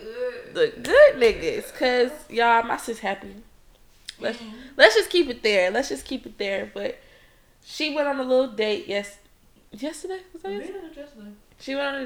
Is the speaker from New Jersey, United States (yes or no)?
no; Detroit, Michigan, United States; moved away as an adult; now in Ohio, United States; I'm from Detroit